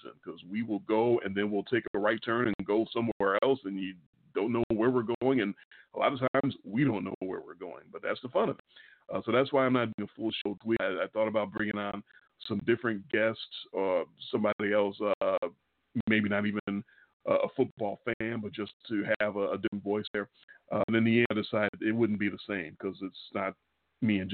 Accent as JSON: {"language": "English", "town": "Chicago", "region": "Illinois", "country": "United States", "tie": "born or raised there", "accent": "Chicago", "said": "we were growing up in Chicago, Illinois. If you can't tell, we're from Chicago by our Chicago accent"}